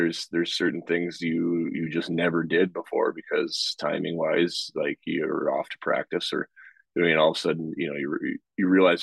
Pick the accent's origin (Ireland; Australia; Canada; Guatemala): Canada; moved away; I grew up in Canada